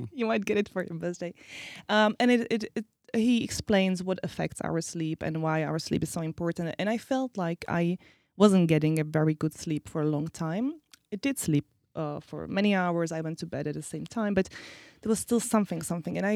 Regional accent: Slovakia; also born or lived in Czech Republic; I'm originally from, well, I was born in Czech Republic, but uh, I am Slovak.

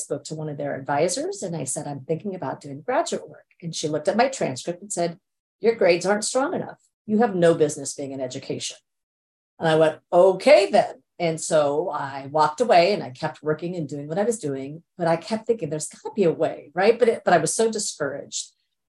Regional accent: India; born there; So my parents migrated from India. I was born in India.

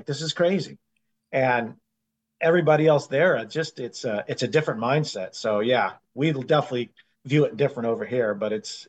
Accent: United States; Being American

